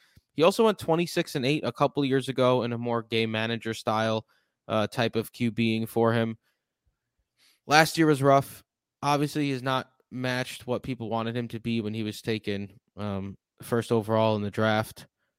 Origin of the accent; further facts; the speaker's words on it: New York, United States; I'm from New York. New Yorkers are the same way.